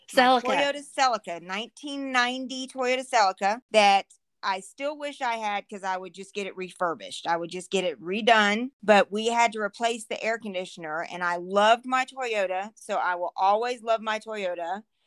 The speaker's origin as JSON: {"language": "English", "region": "Florida", "country": "United States", "tie": "born or raised there", "also_born_or_lived": "Texas / Alabama", "moved": "as an adult", "lives_now": "Colorado, United States", "said": "There's some Cajun in there, and then there's some Alabama in there, and then I was raised in Florida, and then I spent 10 years in Texas, and now I'm lost and live in Colorado."}